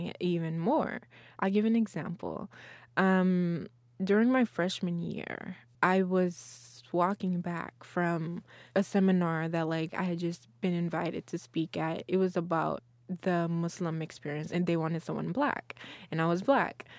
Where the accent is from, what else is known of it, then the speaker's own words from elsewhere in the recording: Memphis, Tennessee, United States; also born or lived in Guinea / Texas; now in Austin, United States; I grew up in Memphis in Tennessee